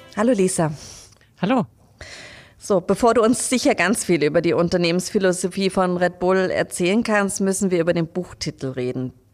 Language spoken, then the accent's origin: German; Leipzig, Saxony, Germany; moved away; ich komme ja aus Leipzig